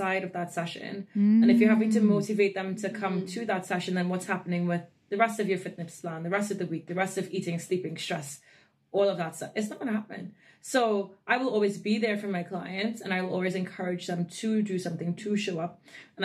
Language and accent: English; Trinidad & Tobago; moved away; I'm born and raised in Trinidad and Tobago in the West Indies